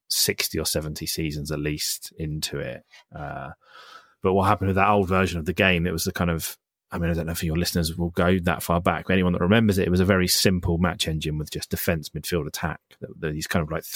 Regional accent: Isle of Wight, South East England, United Kingdom; where I grew up in the Isle of Wight

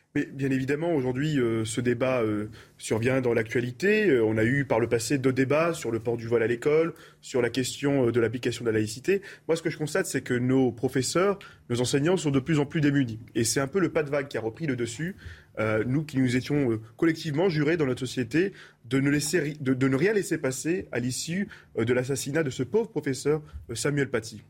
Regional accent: France; je suis français, j'aime profondément mon pays

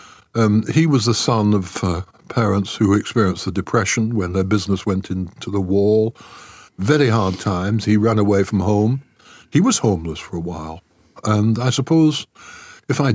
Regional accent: Styal, North West England, United Kingdom; I grew up in style. But S-T-Y-L-E is the name of a small Cheshire village near Wilmslow

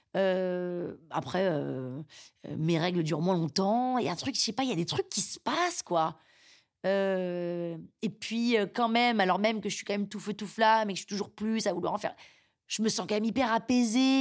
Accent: France

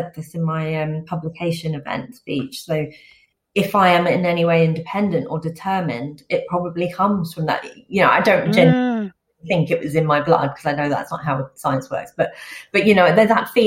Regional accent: England, United Kingdom; I was born in England

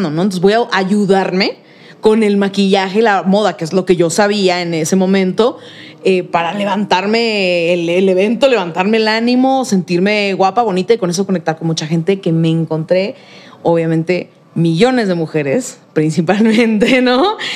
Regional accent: Mexico City, Mexico; Y yo, pues de aquí, bien chilanga. Ah, tú eres de aquí. Soy súper chilanga.

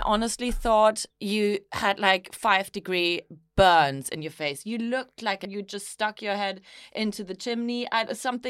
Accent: Germany; now in United Kingdom; Growing up in Germany

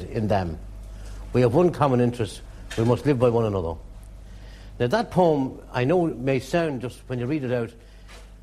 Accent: Drogheda, Leinster, Ireland; I was born and raised in Drogheda. All my family are in the town.

